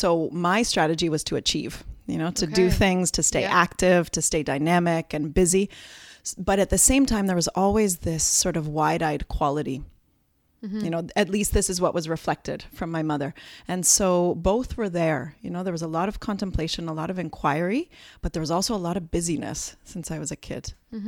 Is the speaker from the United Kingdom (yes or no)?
no; Brampton, Ontario, Canada; born there; And I was actually born here in Canada. And what's funny is that often when I come back, people ask me, where are you from? Because I have this funny accent that I don't hear, but is a bit of a mixture of all those years of not living on Canadian soil, I suppose.